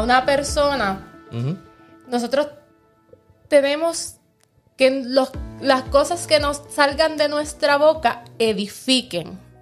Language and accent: Spanish; Puerto Rico